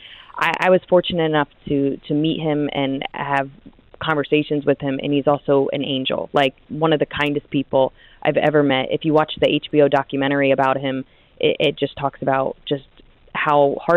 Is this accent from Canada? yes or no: no; New Jersey, United States; I grew up in New Jersey, which is right next to New York.